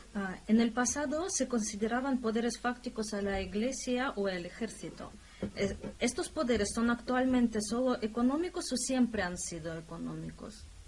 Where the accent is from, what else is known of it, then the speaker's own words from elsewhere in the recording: Russia; como rusa